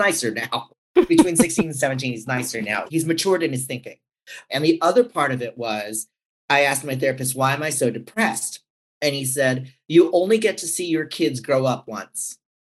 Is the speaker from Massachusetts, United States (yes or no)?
no; San Francisco, California, United States; I'm from San Francisco.